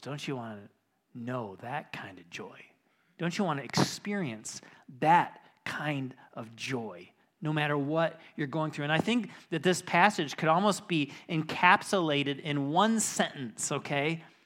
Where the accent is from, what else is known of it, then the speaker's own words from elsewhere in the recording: Lake Michigan, Midwest, United States; growing up on Lake Michigan